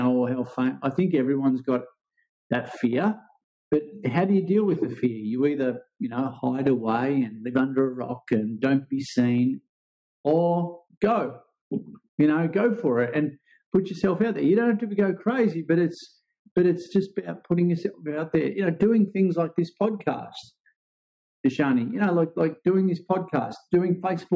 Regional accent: Ocean Grove, Victoria, Australia; I grew up here in Ocean Grove, which is about an hour and a half out of Melbourne

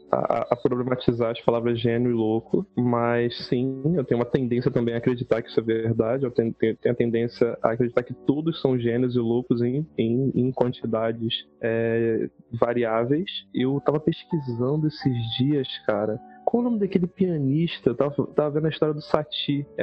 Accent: Minas Gerais, Brazil; vai que eu fico mais louco do que eu já sou mineiro.

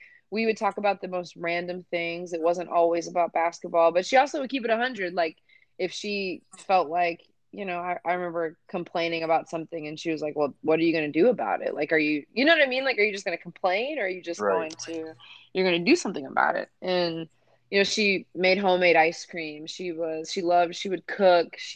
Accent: Atlanta, Georgia, United States; I'm from Atlanta

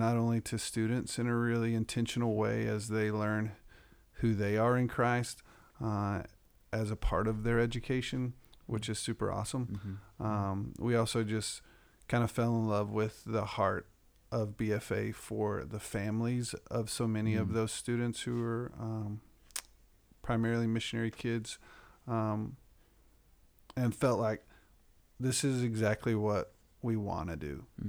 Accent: Texas, United States; Okay. Well, I grew up in West Texas, and immediately after graduating from college, went into student ministry

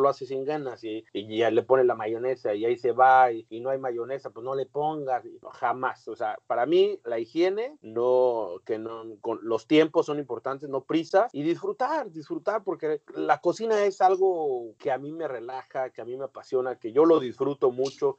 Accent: Acámbaro, Guanajuato, Mexico; also born or lived in New York, United States; now in Washington, D.C., United States; soy de Acámbaro, Guanajuato, orgullosamente acambarense

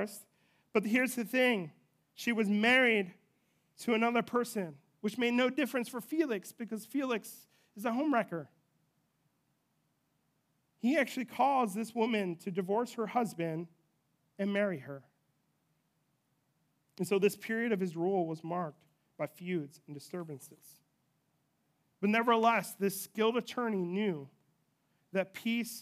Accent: United States

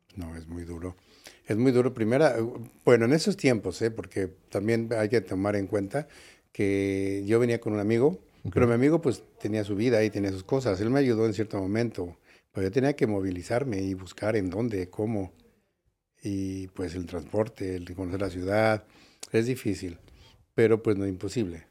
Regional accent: Mexico City, Mexico; moved away as an adult; also born or lived in San Diego, United States; now in Las Vegas, United States; soy de la Ciudad de México originalmente.

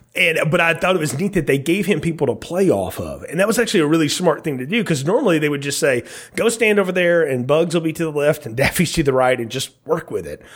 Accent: Alabama, United States; growing up in Alabama

